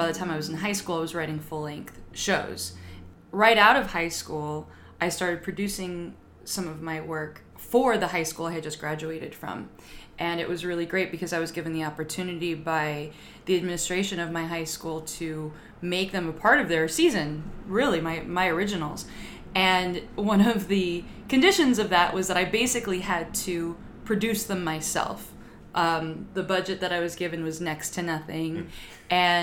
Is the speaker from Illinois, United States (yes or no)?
no; Lake Elsinore, California, United States; I grew up in Lake Elsinore, California.